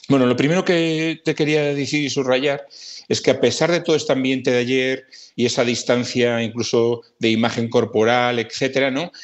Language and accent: Spanish; Galicia, Spain; now in Madrid, Spain; yo soy gallego